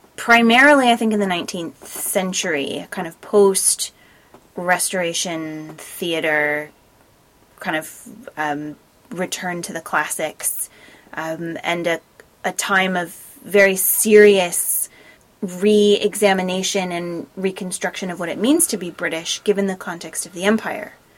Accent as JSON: {"language": "English", "country": "United States", "said": "as an American"}